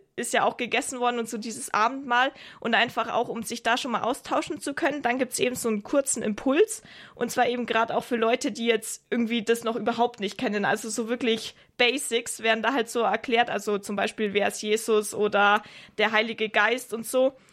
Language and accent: German; Augsburg, Bavaria, Germany; moved away; ich komme ja eigentlich aus Augsburg